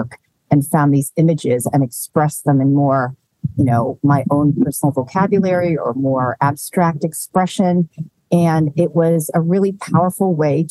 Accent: Ohio, United States; I was actually born and raised in Ohio, pretty much

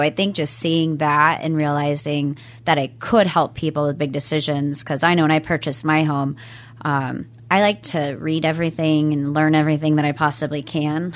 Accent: Everett, Bothell, Mill Creek areas, Washington, United States; I was born in Washington State. I've lived here my entire life

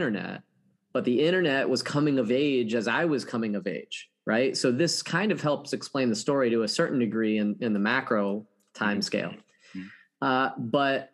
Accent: St. Cloud, Florida, United States; now in Orlando, United States; I grew up in very rural Central Florida. I'm third generation Floridian

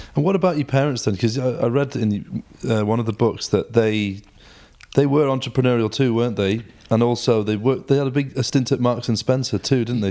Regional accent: Stockport, North West England, United Kingdom; now in Manchester, United Kingdom; I was born in Stockport

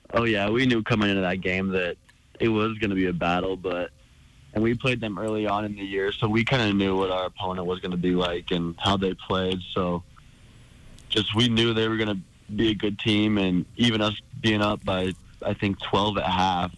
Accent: Helena, Montana, United States; staying in my hometown, being around my family and all the Bruins supporters

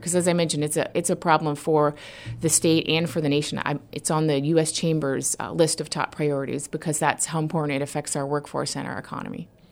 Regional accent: Homer, Alaska, United States; moved away as an adult; now in Juneau, United States; I was a city manager in my hometown, Homer, Alaska

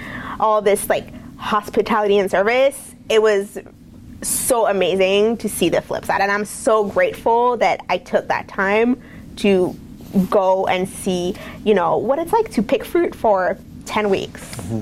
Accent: Montreal, Quebec, Canada; moved away as an adult; also born or lived in France; now in McMinnville, United States; I grew up in Montreal, so very much of a French influence in our culture

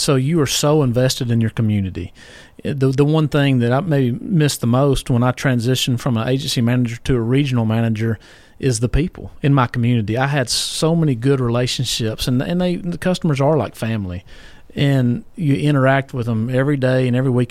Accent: Columbia, United States; I grew up in Sunnyside, so I'd ride my bike to Giant Foods

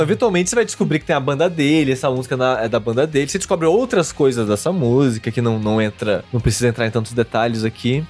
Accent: Queluz, São Paulo, Brazil; Tem uma cidade do lado de Queluz, que é minha cidade natal, que é colônia finlandesa

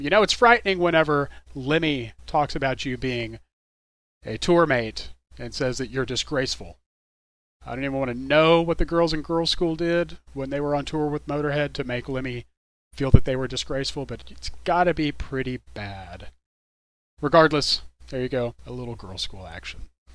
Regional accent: Dallas, Texas, United States; I'm from the DFW area. I'm from Dallas Fort Worth, and we really love our local music here in, in DFW

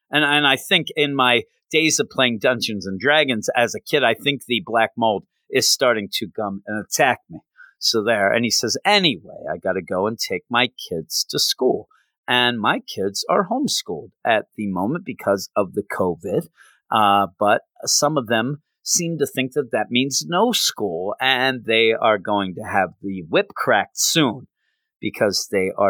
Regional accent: Vancouver, British Columbia, Canada; just because I'm from Canada and Vancouver, jerk, doesn't mean I like the Canucks or hockey, jerk.

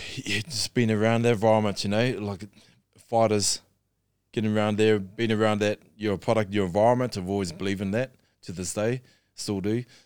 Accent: Darfield, Canterbury, New Zealand; I'm born and bred in New Zealand

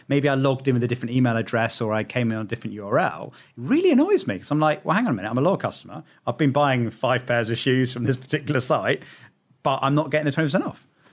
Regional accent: United Kingdom; I'm British

